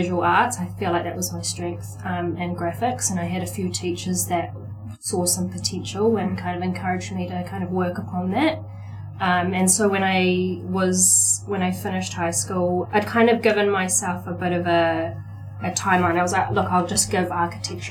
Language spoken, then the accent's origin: English; Auckland, New Zealand; also born or lived in Cook Islands; I'm from the Cook Islands and from US, born and raised here in Auckland.